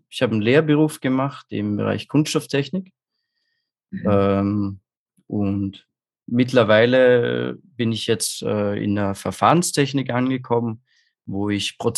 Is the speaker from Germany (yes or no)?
no; Austria; Also ich komme aus Österreich, was man wahrscheinlich vielleicht hören kann.